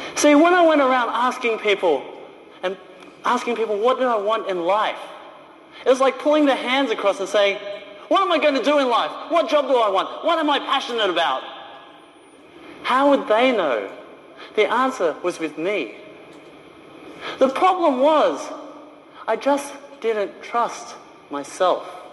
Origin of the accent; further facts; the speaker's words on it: Australia; moved away as an adult; also born or lived in China; I was a little Chinese boy growing up in Australia